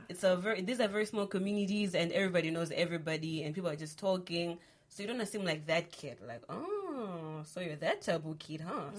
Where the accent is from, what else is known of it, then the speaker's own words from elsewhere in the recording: Malawi; I'm from Malawi